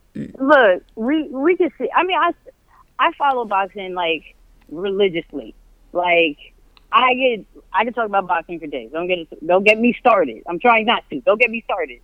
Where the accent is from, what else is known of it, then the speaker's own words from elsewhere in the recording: New York, United States; moved away as an adult; I was born and raised in New York